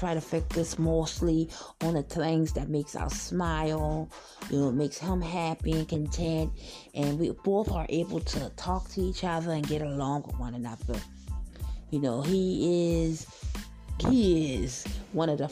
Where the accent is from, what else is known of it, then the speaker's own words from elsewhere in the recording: Charleston County, South Carolina, United States; I'm from South Carolina, Charleston County, to be exact